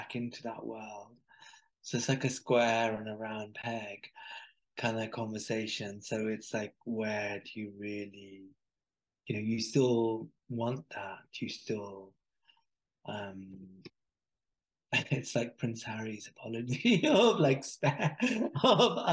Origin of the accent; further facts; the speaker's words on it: Birmingham, West Midlands, United Kingdom; from Birmingham to this village in Pakistan